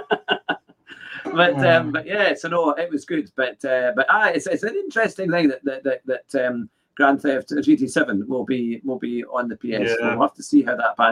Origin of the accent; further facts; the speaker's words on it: Scotland, United Kingdom; I'm a Scotsman